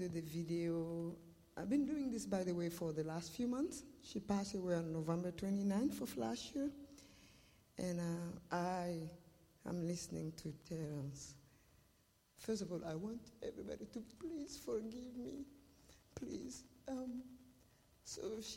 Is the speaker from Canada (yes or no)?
no; Mali; moved away as an adult; also born or lived in Russia; now in Tri-Cities, United States; I'm from Mali, West Africa. And I've been living in the Tri-Cities for 24 years.